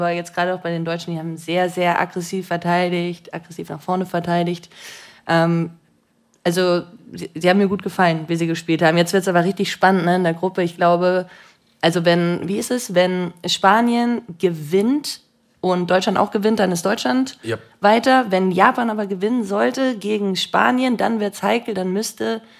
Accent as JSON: {"language": "German", "country": "Switzerland", "said": "Ich liebe die Schweizer. Ich bin ja auch selber Schweizerin, was soll ich jetzt sagen?"}